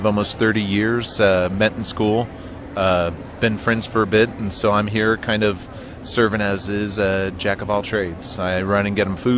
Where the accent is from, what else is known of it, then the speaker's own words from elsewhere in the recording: Miami, Florida, United States; I remember growing up in Miami, and Florida